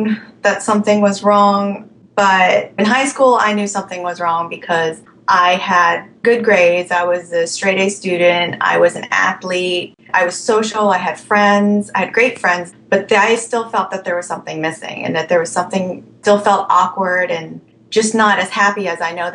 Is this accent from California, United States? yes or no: no; Alexandria, Virginia, United States; also born or lived in Thailand; I am from Alexandria, Virginia